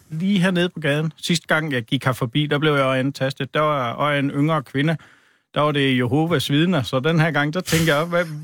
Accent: Central Denmark Region, Denmark; Der er imellem Hobro og Viborg. Bor jeg på en øh, lille ejendom der.

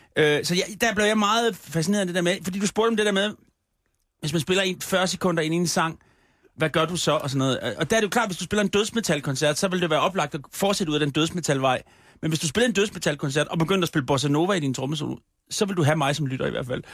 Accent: Copenhagen, Capital Region of Denmark, Denmark; Det er min hjemstavn.

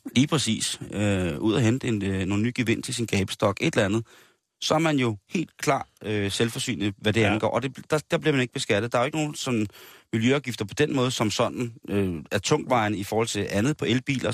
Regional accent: Denmark; vi som danskere

